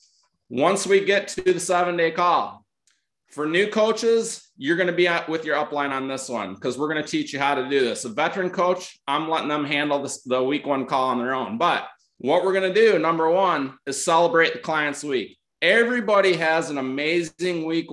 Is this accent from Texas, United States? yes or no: no; Northern Michigan, United States; I'm from Northern Michigan